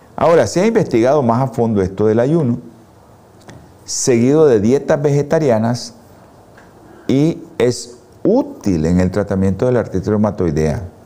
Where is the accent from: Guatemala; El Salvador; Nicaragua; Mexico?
Nicaragua; nosotros los nicaragüenses